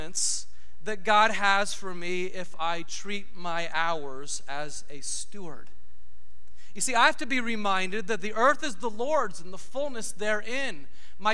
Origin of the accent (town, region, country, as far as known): United States